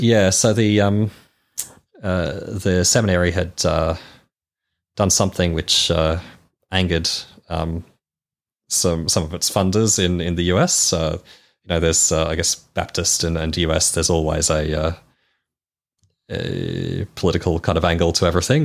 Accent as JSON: {"language": "English", "town": "Melbourne", "region": "Victoria", "country": "Australia", "tie": "born or raised there", "said": "I was born in Melbourne."}